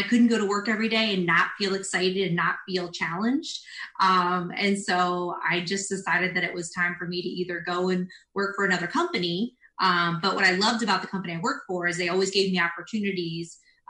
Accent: South Brunswick, New Jersey, United States; moved away as an adult; also born or lived in Lakeland, Florida; now in Orlando, United States; I am from New Jersey. So I grew up in South Brunswick, New Jersey, which is right outside of Princeton. And I lived there until I was 18

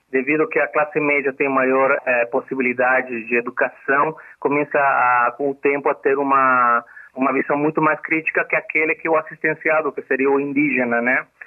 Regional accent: Bolivia; Portuguese is a second language; moved away as an adult; now in Brazil; nós saímos da Bolívia para ajudar as nossas famílias que ficaram na Bolívia

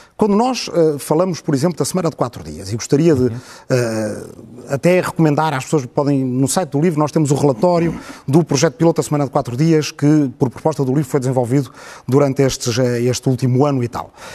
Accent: Portugal; nós estamos habituados a ser um país pequeno

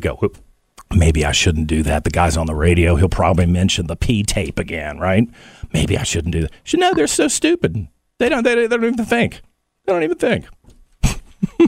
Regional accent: United States; I'm from the United States

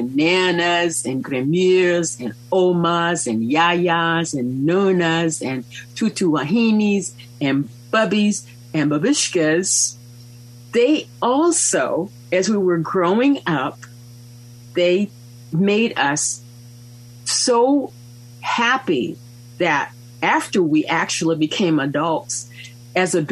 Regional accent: United States

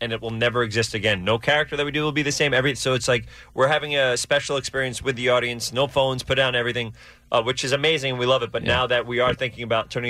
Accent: New York, United States; I'm from New York

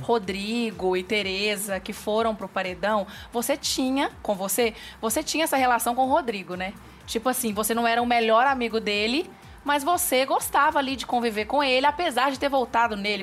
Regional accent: Minas Gerais, Brazil; eu sou mineira como queijo

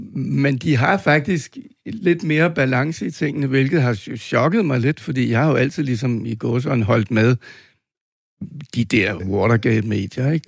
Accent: Denmark

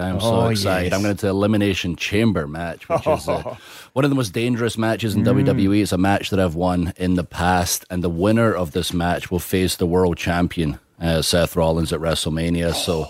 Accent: United Kingdom; moved away; also born or lived in Los Angeles; like the fans back home, like our wrestling fans back in the UK

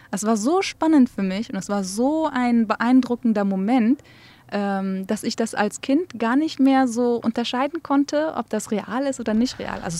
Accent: Erbil, Kurdistan Region, Iraq; born there; first language Kurdish; German is a second language; meine erste Sprache und meine Muttersprache ist ja Kurdisch. Aber ich bin auch die einzige von fünf Kindern, die in Erbil geboren wurde. Meine anderen Geschwister sind in Bagdad geboren.

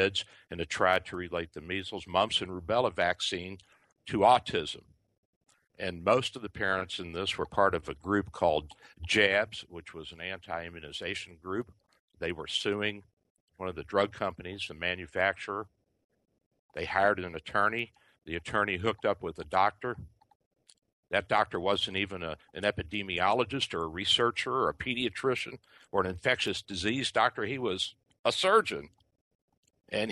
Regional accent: Kentucky, United States; now in Tampa, United States; Kentucky, my home state

